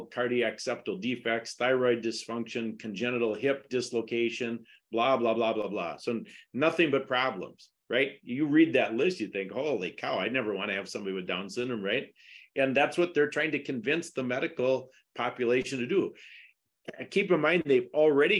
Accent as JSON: {"language": "English", "region": "Wisconsin", "country": "United States", "said": "I was from Wisconsin because I'm the only one without an accent."}